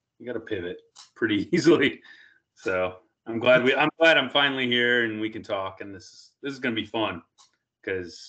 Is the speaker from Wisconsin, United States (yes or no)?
yes; Waterford, Wisconsin, United States; moved away as an adult; also born or lived in Portland / Seattle; I grew up in Waterford, which actually is about 35 miles southwest of Milwaukee